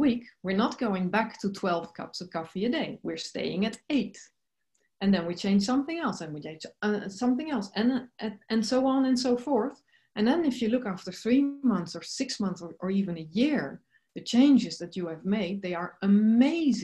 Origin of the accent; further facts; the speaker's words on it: Netherlands; I'm originally from the Netherlands